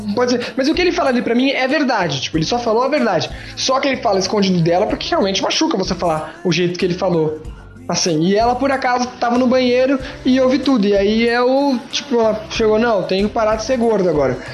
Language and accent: Portuguese; Brazil; como brasileiro